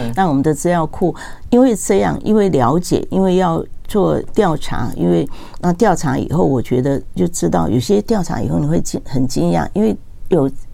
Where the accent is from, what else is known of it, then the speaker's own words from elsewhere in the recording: Taiwan; 我自己是眷村长大，所以那个，但我现在是本省人，所以我台语